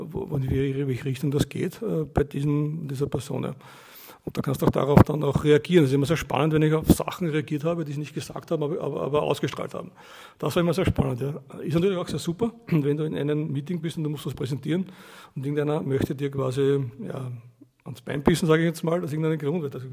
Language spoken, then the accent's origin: German; Austria; genau. Ich komme aus Österreich.